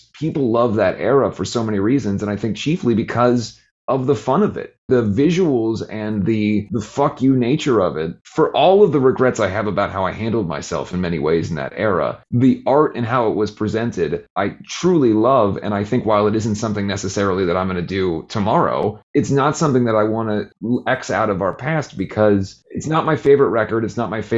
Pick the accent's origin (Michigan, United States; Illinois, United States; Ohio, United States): Ohio, United States; Cincinnati; Growing up in Cincinnati, playing in a band that's dressed in … makeup